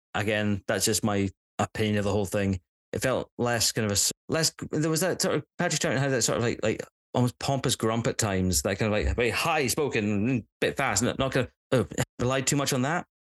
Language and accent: English; Scotland, United Kingdom; As a Scot, as a Scot